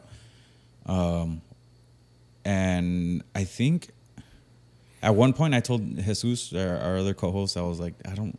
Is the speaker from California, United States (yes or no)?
yes; California, United States; Yeah, I'm from Mid-Cal.